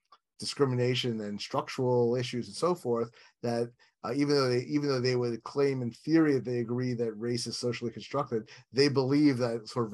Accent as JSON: {"language": "English", "region": "New York", "country": "United States", "tie": "born or raised there", "said": "I grew up in New York, not like, you know, somewhere associated with the Deep South or whatever."}